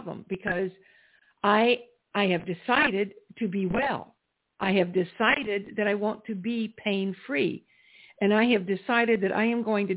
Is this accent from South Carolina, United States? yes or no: yes; South Carolina, United States; I grew up in South Carolina